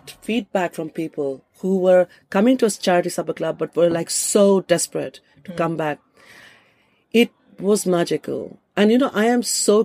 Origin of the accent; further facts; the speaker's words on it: India; moved away as an adult; also born or lived in Kolkata, India; now in London, United Kingdom; as a woman who's lived in this country for 28 years, much longer than I've lived in India